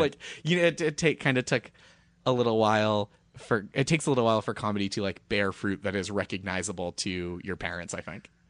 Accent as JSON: {"language": "English", "town": "Boston", "region": "Massachusetts", "country": "United States", "moved": "yes", "said": "I'm from Boston"}